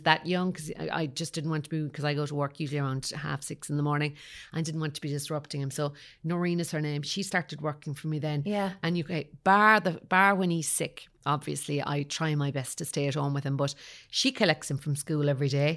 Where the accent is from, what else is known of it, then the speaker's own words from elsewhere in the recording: Kerry, Munster, Ireland; moved away; also born or lived in Dublin / Cork; I suppose I'm from Kerry originally